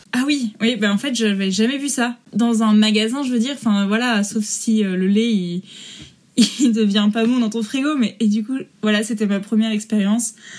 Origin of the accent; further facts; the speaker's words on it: Rouen, Normandy, France; moved away as an adult; also born or lived in Paris; now in Trondheim, Norway; Je suis originaire de Normandie en France, de Rouen